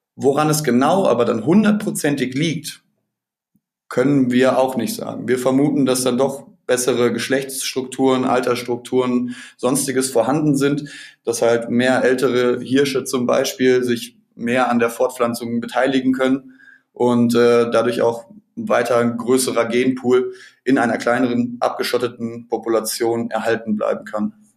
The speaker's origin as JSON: {"language": "German", "area": "between Dortmund and Paderborn", "region": "North Rhine-Westphalia", "country": "Germany", "said": "ich komme selber auch aus, aus Nordrhein-Westfalen zwischen Dortmund und Paderborn"}